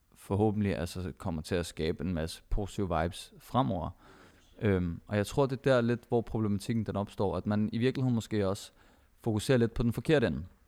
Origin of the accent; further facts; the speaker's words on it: Denmark; jeg har selv palæstinensiske rødder, og min kone har filippinske rødder, vi begge to er født og opvokset i Danmark